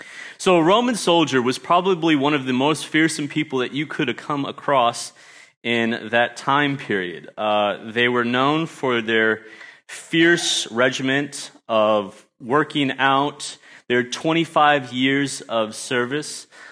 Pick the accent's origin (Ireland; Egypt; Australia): Australia; also born or lived in United States; And so I grew up in Australia and went back to the States, lost my accent, unfortunately, and then was able to come back here and teach at the Christian school for 2 years.